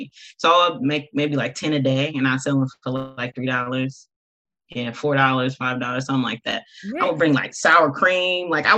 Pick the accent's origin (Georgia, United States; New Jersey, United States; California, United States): California, United States; Compton; I am born and raised in Compton, still live in Compton